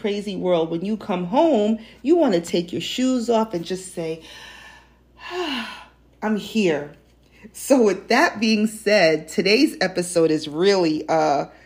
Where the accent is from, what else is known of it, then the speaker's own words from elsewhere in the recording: New York City, New York, United States; also born or lived in New Jersey; growing up in New York City, particularly in Greenwich Village, I went to the Halloween parade every year